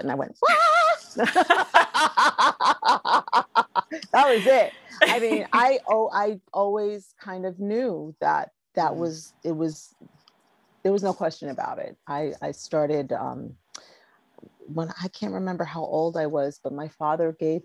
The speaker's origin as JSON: {"language": "English", "town": "New York City", "region": "New York", "country": "United States", "tie": "born or raised there", "moved": "as an adult", "lives_now": "Los Angeles, United States", "said": "I originally came from New York. I was born in Brooklyn. And I stayed there"}